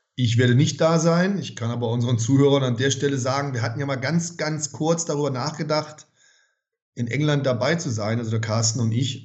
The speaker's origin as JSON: {"language": "German", "country": "Germany", "tie": "born or raised there", "said": "ich ja typischer Kartoffeldeutscher bin und, und hier geboren bin und hier lebe"}